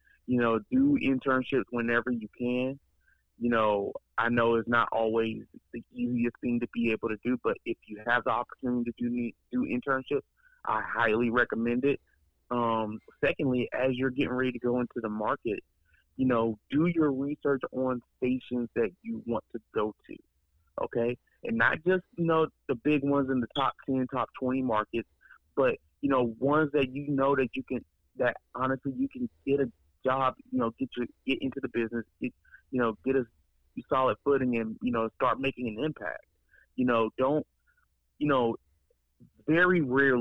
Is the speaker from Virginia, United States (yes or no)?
no; Columbus, Ohio, United States; I'm from Columbus, and I grew up in Columbus, and born in Columbus, and I work in Columbus.